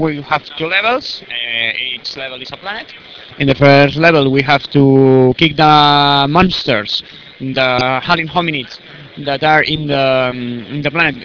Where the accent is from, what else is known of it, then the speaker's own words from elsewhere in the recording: Barcelona, Catalonia, Spain; from Spain, Barcelona